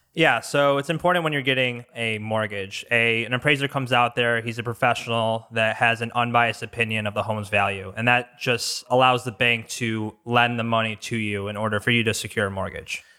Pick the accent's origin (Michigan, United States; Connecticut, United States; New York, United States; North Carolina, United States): Michigan, United States; Bloomfield Hills; also born or lived in Franklin, Michigan; So I grew up in Bloomfield Hills. Um, end up living in Franklin for the most part.